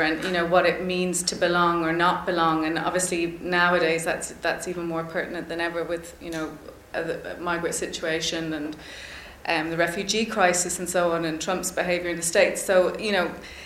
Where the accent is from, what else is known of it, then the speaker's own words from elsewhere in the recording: Ireland; I would have had as like raised as an Irish person.